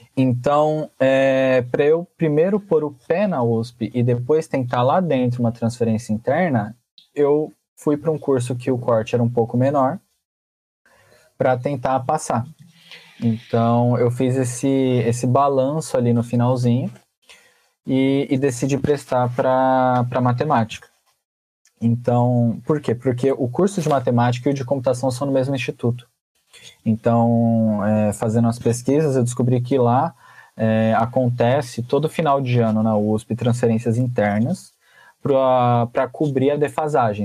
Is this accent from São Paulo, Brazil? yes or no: yes; Francisco Morato, São Paulo, Brazil; eu vim do Levorinho, uma excelente escola também